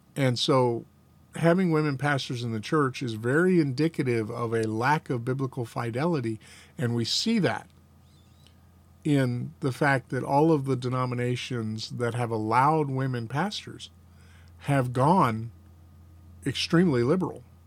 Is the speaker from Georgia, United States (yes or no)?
yes; Atlanta, Georgia, United States; We lived in Atlanta. Dad was a deacon at a Southern Baptist church when I was a little boy